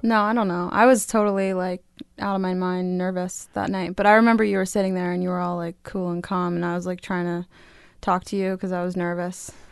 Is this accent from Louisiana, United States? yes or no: no; Delaware, United States; also born or lived in Wilmington, Delaware / Astoria, Queens, New York; now in New York, United States; I grew up in Delaware